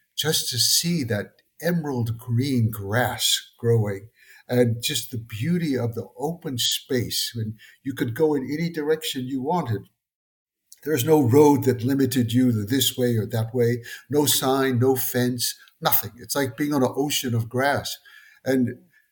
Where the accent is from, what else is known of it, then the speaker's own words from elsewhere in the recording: Darlington County, South Carolina, United States; moved away as an adult; now in Mongolia; I'm an American citizen from South Carolina, Darlington County, South Carolina.